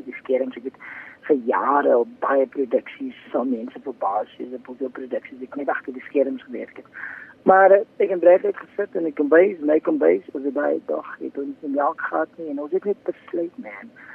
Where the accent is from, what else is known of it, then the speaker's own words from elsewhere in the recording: Paarl, Western Cape, South Africa; Ek uh, is gebore en getoe in die Parel